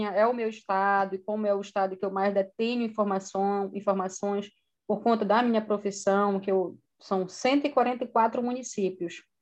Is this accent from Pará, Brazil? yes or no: yes; Belém, Pará, Brazil; now in Southern Brazil; moro, né, na verdade, hoje eu moro no sul do Brasil, mas eu, eu sou amazônida, sou de Belém do Pará, é um dos estados maiores do Brasil, né?